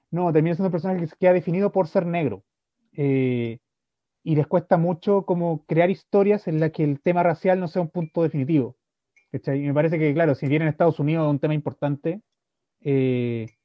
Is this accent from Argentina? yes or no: no; France; Yo soy francés